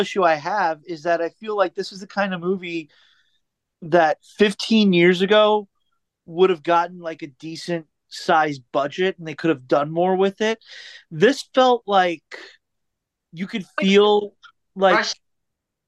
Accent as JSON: {"language": "English", "region": "New York", "country": "United States", "tie": "born or raised there", "said": "I grew up in New York"}